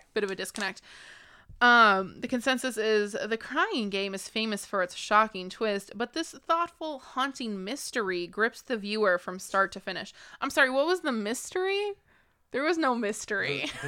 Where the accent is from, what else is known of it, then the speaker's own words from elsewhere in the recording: United States; as an American